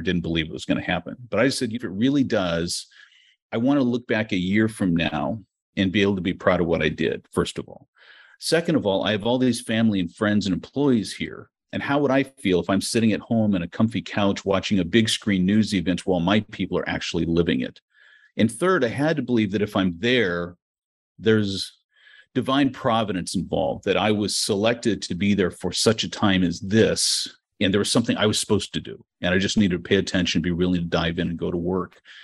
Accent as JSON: {"language": "English", "country": "United States", "moved": "yes", "lives_now": "Mykolaiv, Ukraine", "said": "I'm an American and I have family here"}